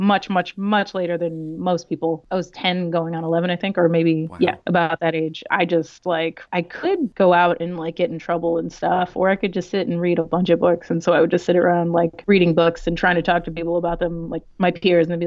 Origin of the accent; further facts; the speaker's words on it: New York City, New York, United States; first language Spanish; English is a second language; I grew up in New York City. I grew up in the Lower East Side, Alphabet City